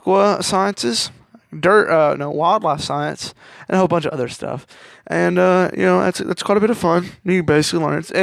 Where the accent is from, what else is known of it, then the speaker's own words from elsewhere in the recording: Kentucky, United States; I'm 17, and I come from Kentucky